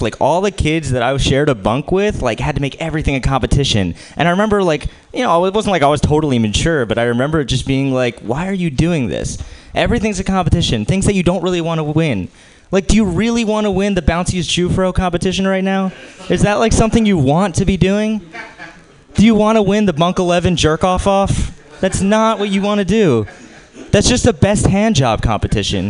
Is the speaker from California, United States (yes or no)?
no; New Jersey, United States; moved away; I'm from New Jersey and I'm Jewish